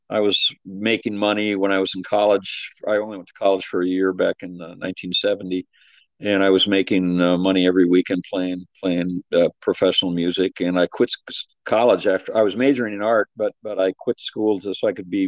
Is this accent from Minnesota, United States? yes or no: yes; Minnesota, United States; I was born in Minnesota, raised there